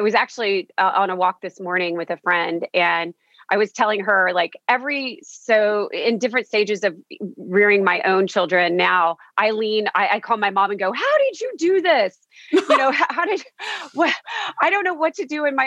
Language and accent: English; Victoria, Texas, United States; I'm from Victoria, Texas. So it's a very small town